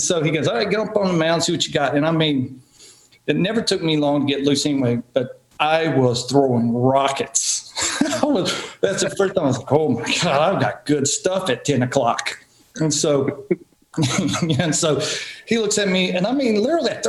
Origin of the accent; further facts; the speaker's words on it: Marion, Virginia, United States; my hometown, Marion, Virginia.